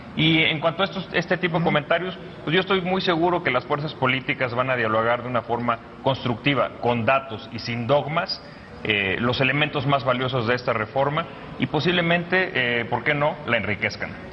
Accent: Mexico; como mexicanos

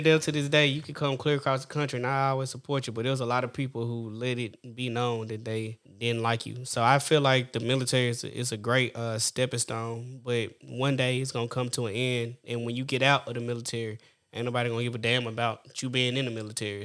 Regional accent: Orangevale, California, United States; I grew up in Orange Vine, between Orange Vine and what have you

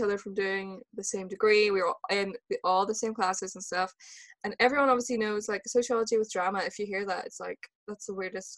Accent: Northern Ireland, United Kingdom; I'm from Northern Ireland

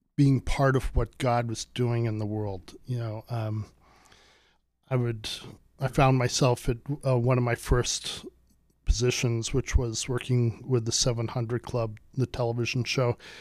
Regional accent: United States; I'm from America

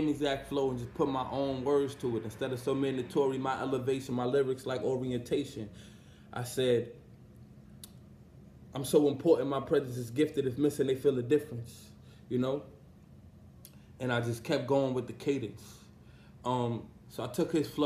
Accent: New York City, New York, United States; I'm from Brownsville, and at the time I was living in my mom's crib

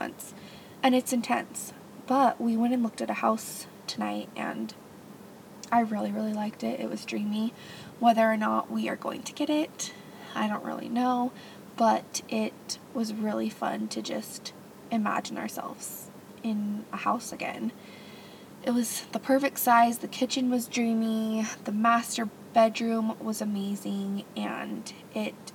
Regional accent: Gilbert, Arizona, United States; moved away; I grew up in Gilbert, Arizona

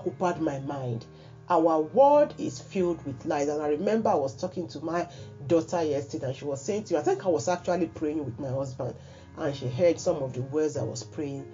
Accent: Nigeria; a primary school pupil, I believe, probably maybe primary 5 or 6 then in my hometown in Nigeria

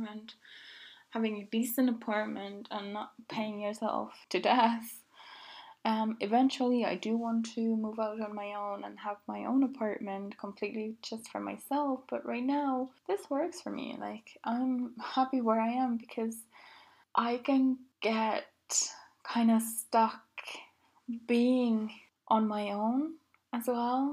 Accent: Finland; now in Dublin, Ireland; I grew up in Finland

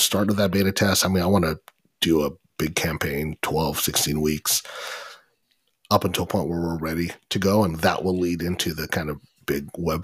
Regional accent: Corona, California, United States; We're from Corona

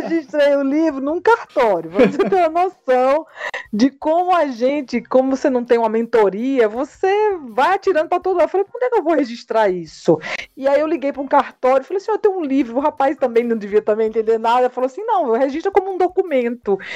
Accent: Northeast Brazil, Brazil; nós somos nordestinos, nossa família

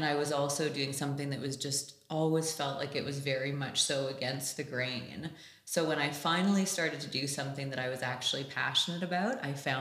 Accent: Canada; also born or lived in London; I am from Canada. I was born and raised here

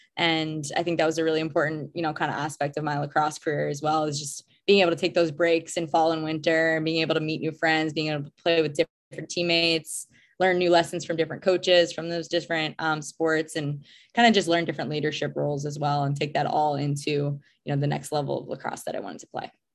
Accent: Long Island, New York, United States; I grew up on Long Island in New York

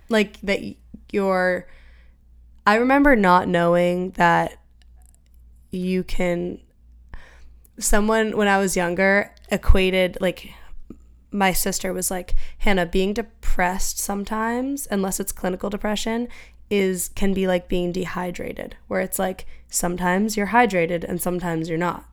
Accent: Franklin, Massachusetts, United States; Emma and I grew up in Franklin

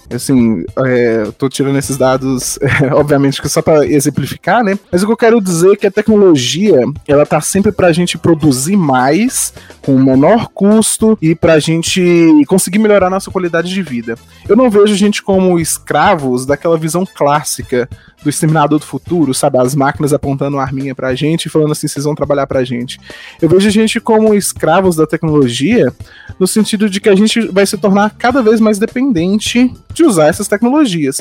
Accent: Araxá, Minas Gerais, Brazil; also born or lived in Janaúba, Minas Gerais; eu sou natural de Janaúba, lá no norte de Minas, é, só que eu mudei bem novo para para Araxá, uma cidade lá no Triângulo Mineiro

